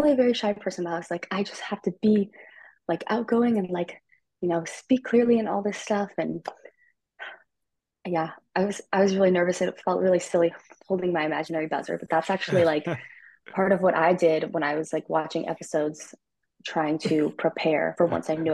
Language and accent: English; Burbank, California, United States; I'm from Burbank, California